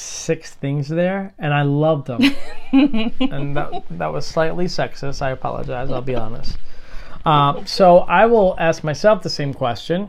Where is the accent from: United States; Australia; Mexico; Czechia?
United States; New York City, New York; I'm from Brooklyn